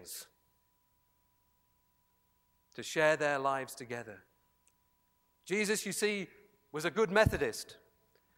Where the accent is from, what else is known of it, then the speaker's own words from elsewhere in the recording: Yorkshire and the Humber, United Kingdom; a Yorkshireman